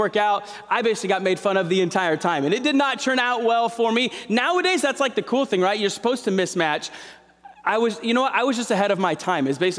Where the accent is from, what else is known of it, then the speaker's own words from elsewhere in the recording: Santa Clara, California, United States; I was born in Santa Clara. We were there for a few years, moved away, and then we moved back right before my seventh grade year